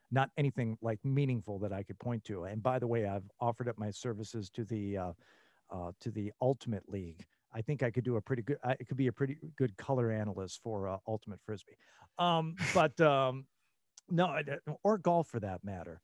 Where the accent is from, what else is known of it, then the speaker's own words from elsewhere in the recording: Troy, Michigan, United States; moved away as an adult; also born or lived in Rochester, Michigan / Lansing, Michigan / New Mexico / Las Vegas, Nevada; born in Rochester, Michigan, and, uh, and grew up in Troy, Michigan